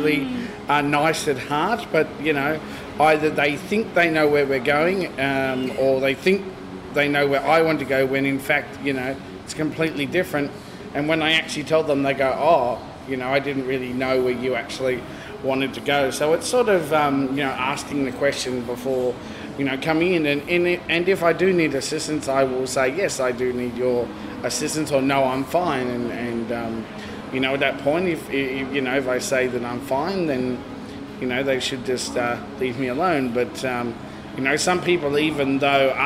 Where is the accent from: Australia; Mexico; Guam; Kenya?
Australia; Logan, Queensland; I grew up first in Logan